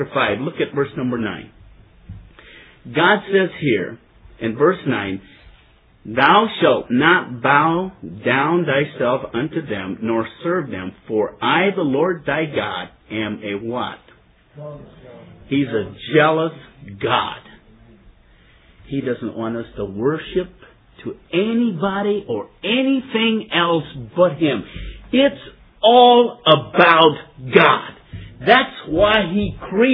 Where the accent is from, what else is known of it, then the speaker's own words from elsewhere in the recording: Ashland, Ohio, United States; I am from Ashland, Ohio.